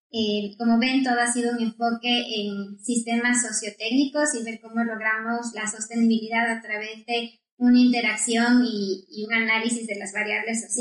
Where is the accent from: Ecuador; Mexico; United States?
Ecuador; Quito, Pichincha; also born or lived in London, United Kingdom; en Ecuador, soy de Quito